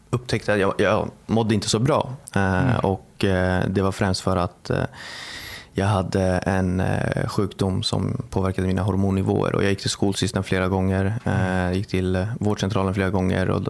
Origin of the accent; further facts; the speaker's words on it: Bagarmossen, Stockholm County, Sweden; Eh, Bagarmossen.